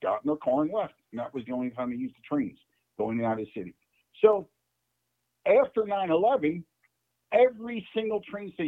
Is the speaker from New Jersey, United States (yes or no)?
yes; New Jersey, United States; moved away as an adult; now in Florida, United States; I grew up in Jersey right there